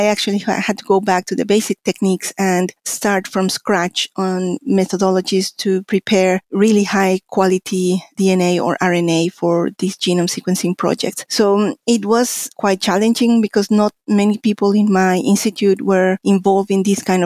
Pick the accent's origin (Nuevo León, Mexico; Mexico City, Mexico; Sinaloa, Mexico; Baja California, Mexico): Mexico City, Mexico; moved away as an adult; also born or lived in Connecticut, United States; now in New Zealand; I'm a Mexican scientist. I was born in Mexico City, where I got my bachelor's in biology and later a master's in biochemistry.